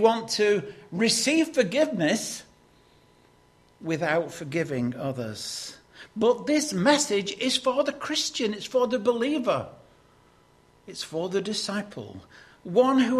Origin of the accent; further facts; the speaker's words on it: Lancashire, North West England, United Kingdom; Growing up in Lancashire